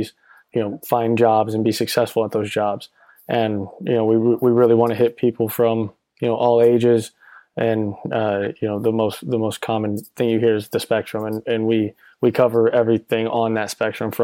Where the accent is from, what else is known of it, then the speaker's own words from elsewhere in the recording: Orlando, Florida, United States; I'm originally from Orlando, Florida